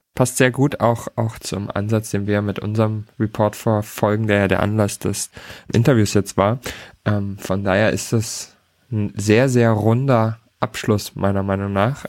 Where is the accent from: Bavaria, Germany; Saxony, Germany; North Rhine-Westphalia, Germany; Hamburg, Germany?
Hamburg, Germany; als Hamburger